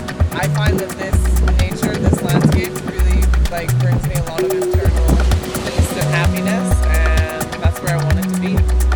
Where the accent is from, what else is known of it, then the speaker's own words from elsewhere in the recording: White Rock, British Columbia, Canada; now in Vancouver, Canada; I'm from Vancouver, originally from White Rock, a small ocean town.